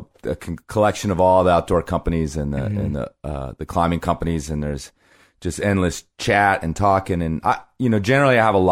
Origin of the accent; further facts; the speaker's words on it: Green Bay, Wisconsin, United States; born there; Yeah, I was born in Green Bay.